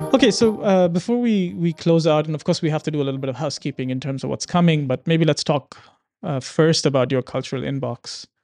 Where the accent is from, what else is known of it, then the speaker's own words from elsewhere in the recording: Dubai, United Arab Emirates; I'm Indian in terms of origin, but I grew up here